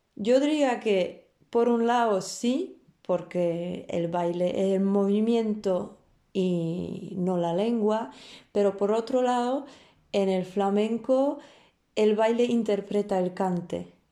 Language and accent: Spanish; Warsaw, Masovian Voivodeship, Poland; Spanish is a second language; moved away as an adult; also born or lived in France; empecé a aprender el baile flamenco en mi ciudad natal, Varsovia